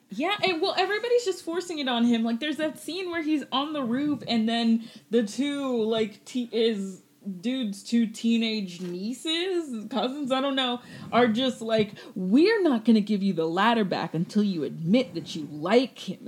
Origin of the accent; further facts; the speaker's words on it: Augusta, Georgia, United States; moved away; my hometown of Augusta, Georgia